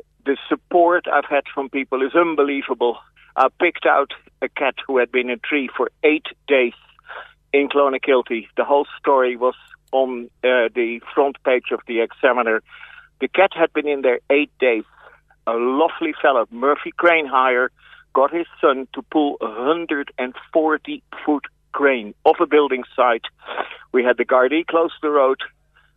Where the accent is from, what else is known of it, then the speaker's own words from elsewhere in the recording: Netherlands; moved away as an adult; also born or lived in West Cork, Ireland; now in Cork, Ireland; I'm originally from Holland.